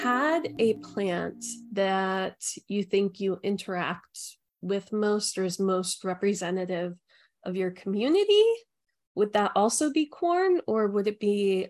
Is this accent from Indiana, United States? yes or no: yes; Indiana, United States; also born or lived in Philadelphia; now in Shenandoah Valley, United States; I'm from Indiana. And so growing up, it was always corn and soybeans.